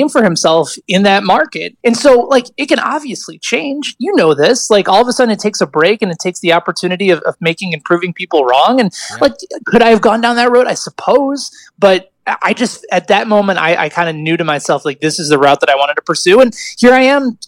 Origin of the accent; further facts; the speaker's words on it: outside of Chicago, Illinois, United States; now in Kansas City, United States; We had a high school radio station where I grew up outside of Chicago